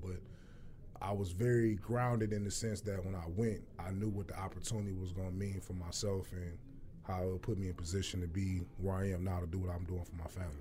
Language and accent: English; Detroit, Michigan, United States; born and raised Detroit